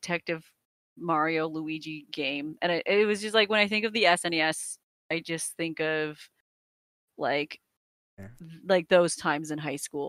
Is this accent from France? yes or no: no; Canada; I'm Canadian.